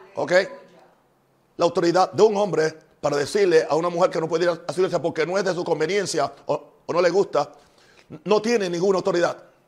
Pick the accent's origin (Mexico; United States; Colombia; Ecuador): United States; En mi país, Estados Unidos